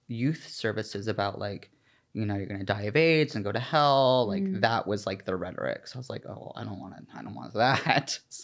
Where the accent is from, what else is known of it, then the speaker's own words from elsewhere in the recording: Georgia, United States; I grew up in. Oh! Obviously, in Georgia.